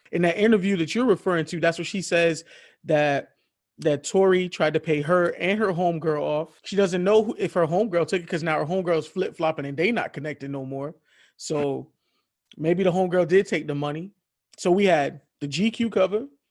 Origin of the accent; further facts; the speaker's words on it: Miami, Florida, United States; I'm not from Florida. I'm from Miami. Miami, that's in Dade County